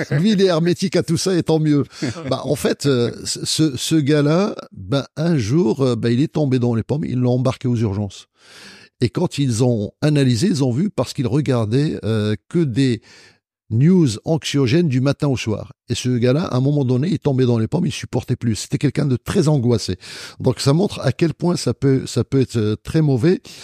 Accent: Marrakech, Marrakesh-Safi, Morocco; moved away as an adult; now in France; à Marrakech, parce que c'est ma ville natale

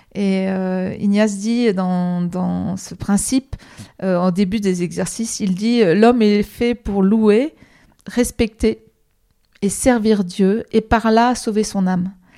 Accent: the Nord, Hauts-de-France, France; moved away as an adult; also born or lived in Marseille; now in Paris, France; À partir de l'âge de 9 ans, j'allais à vélo euh, à l'école. Et euh, je suis du Nord

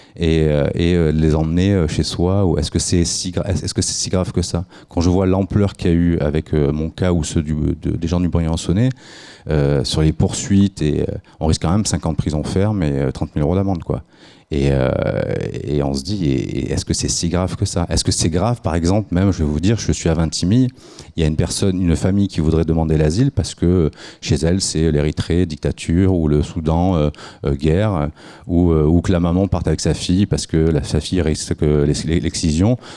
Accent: Nice, Provence-Alpes-Côte d'Azur, France; moi je suis niçois

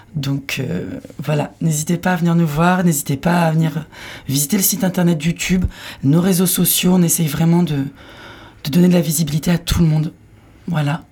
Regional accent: Paris region, Île-de-France, France; moved away as an adult; also born or lived in Philippines / Landes; je viens de Paris, de région parisienne.

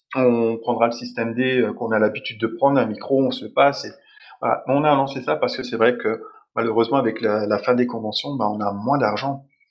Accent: Dijon, Bourgogne-Franche-Comté, France; je suis de Dijon aussi

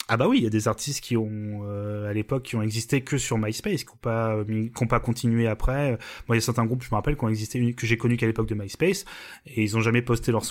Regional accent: Normandy, France; on est normand

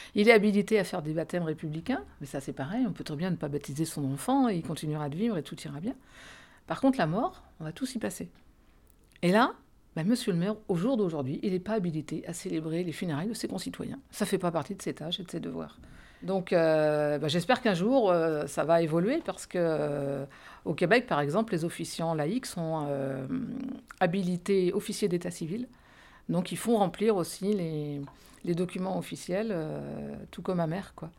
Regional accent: France; nous, en tant que Français

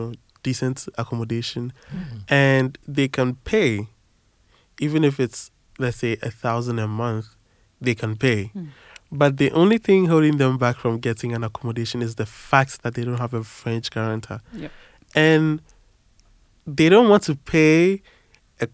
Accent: a town near Accra, Greater Accra, Ghana; moved away as an adult; now in Paris, France; I am from Ghana. I'm from a town in the armpit of Accra

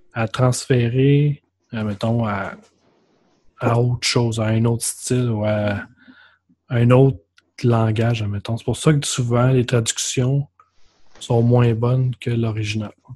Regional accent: Quebec, Canada; accent: Québécois

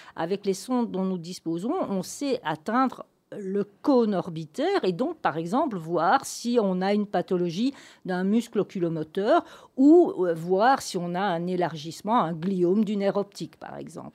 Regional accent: Gaume, extreme south of Belgium, Wallonia, Belgium; moved away as an adult; je suis une provinciale, une gomaise, j'insiste, donc pas une ardennaise. Je viens de l'extrême sud de la Belgique.

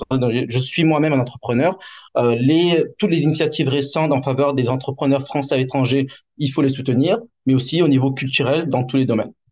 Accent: France; now in Hong Kong; En tant que Français étranger

